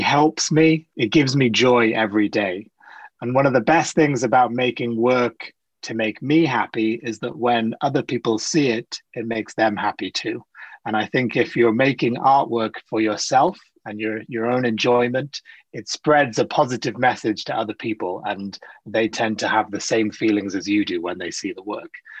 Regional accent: South Wales, United Kingdom; also born or lived in Sri Lanka; now in London, United Kingdom; I grew up in South Wales

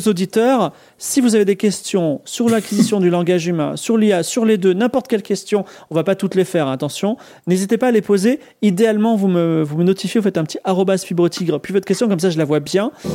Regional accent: France; je suis français, mais je comprends un petit peu l'anglais

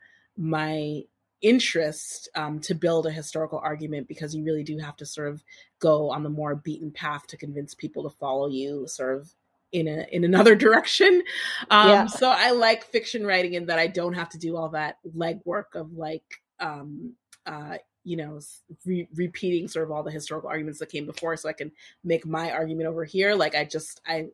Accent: Boston, Massachusetts, United States; We both grew up in Boston.

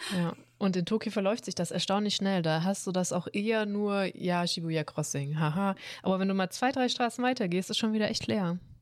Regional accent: Swabia, Baden-Württemberg, Germany; ich bin Schwabe

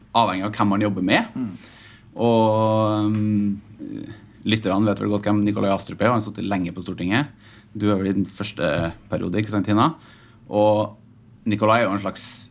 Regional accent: Trøndelag, Norway; now in Oslo, Norway; jeg kommer fra Trøndelag, som alle som eh, har litt uh, litt språkøre sikkert, sikkert hører

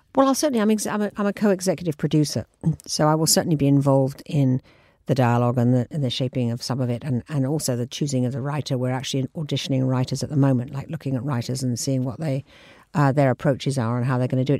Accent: England, United Kingdom; moved away as an adult; now in New York, United States; I'm a English girl. I mean, I lived here until I was thirty

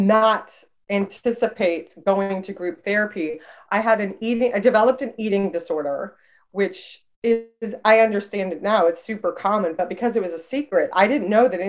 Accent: Texas, United States; moved away as an adult; now in Chicago, United States; I am in Chicago right now, and I've been here for almost two decades, but I grew up in Texas, which is very different, very conservative. And so I've lived in two different regions of the country, and they're both mixed up inside of me.

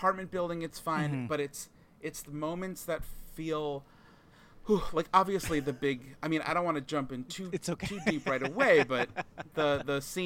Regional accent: Long Island, New York, United States; I grew up in Long Island

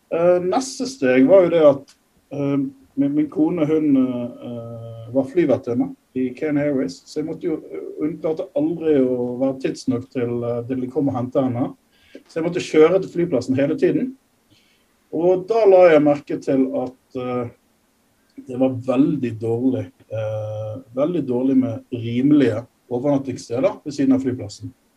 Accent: Norway; moved away as an adult; now in Nairobi, Kenya; Håvard og jeg er nordmenn

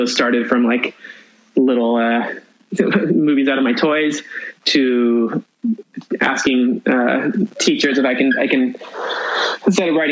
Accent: Yorba Linda, California, United States; also born or lived in Whittier, California; we moved from Whittier, California, in May, end of May of 1993. I was like at the end of my second grade year, and we moved, I finished second grade in Whittier, and then we moved to Yorba Linda

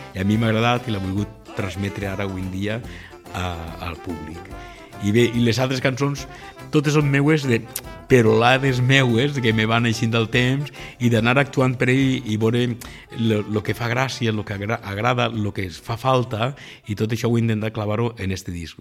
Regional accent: L'Alcúdia, Valencian Community, Spain; el meu poble, l'Alcúdia

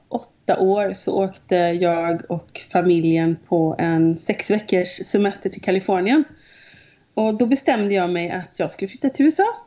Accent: Munkedal, Västra Götaland, Sweden; moved away as an adult; now in United States; från Munkedal från början

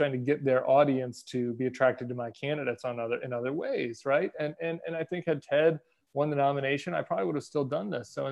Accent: Denver, Colorado, United States; also born or lived in St. Louis, Missouri; My family's all from St. Louis, big Catholic family, huge Catholic family. We moved to Denver when I was in middle school

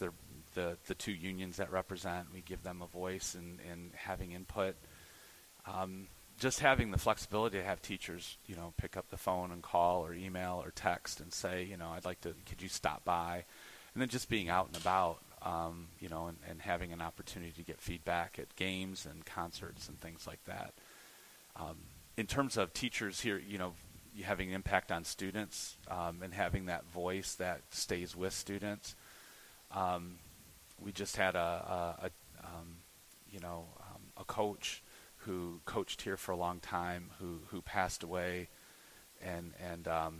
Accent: Toledo, Ohio, United States; We grew up out in Shoreland in Point Place

